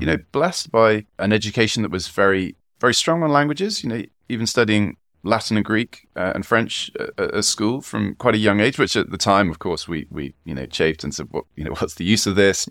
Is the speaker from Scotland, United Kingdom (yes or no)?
no; South Wiltshire, South West England, United Kingdom; also born or lived in Kurdistan; now in Oxford, United Kingdom; I grew up in South Wiltshire